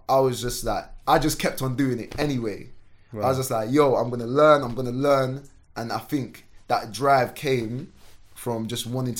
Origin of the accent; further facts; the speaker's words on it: Sierra Leone; born there; Like I said, so I was born in Sierra Leone. So like, we've come from war.